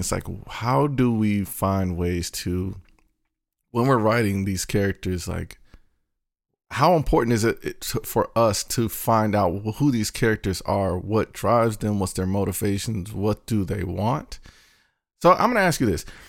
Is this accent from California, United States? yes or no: no; North Carolina, United States; I'm from North Carolina